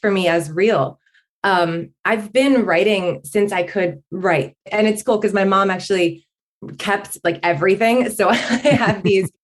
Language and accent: English; Northern New Jersey, United States; I'm from Northern New Jersey. I've been here obviously with some breaks in between, but pretty much my whole life. And I grew up in a small suburban, very suburban neighborhood.